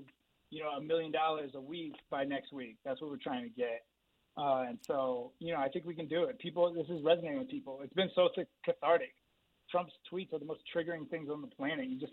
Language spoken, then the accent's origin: English; San Francisco Bay Area, California, United States; I grew up in the San Francisco Bay Area.